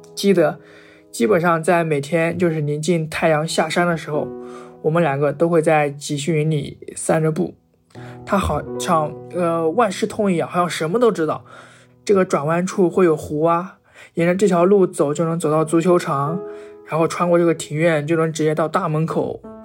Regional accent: Dalian, Liaoning, China; 我来自辽宁省大连市，现在二十二岁

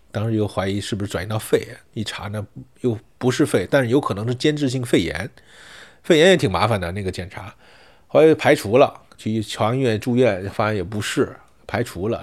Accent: Fujian, China; 今年四十一岁，我是福建人

